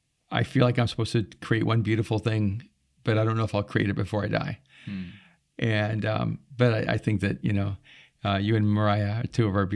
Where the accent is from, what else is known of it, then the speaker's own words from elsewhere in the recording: United Kingdom; realized without even knowing it, I'm up there, you know, being British.